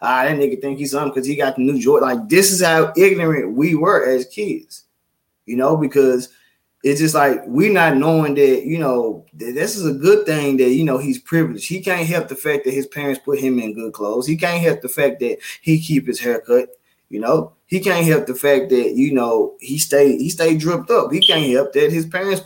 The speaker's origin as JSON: {"language": "English", "town": "Memphis", "region": "Tennessee", "country": "United States", "tie": "born or raised there", "said": "I grew up in Memphis, grew up in Orange Mound, and it was a tight-knit community"}